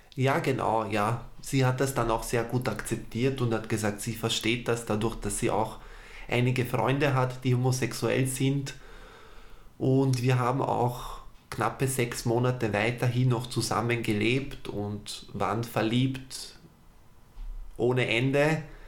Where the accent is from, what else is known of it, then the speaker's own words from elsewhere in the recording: Vienna, Austria; Ich bin in Wien geboren und aufgewachsen, habe Wurzeln aus dem Balkan.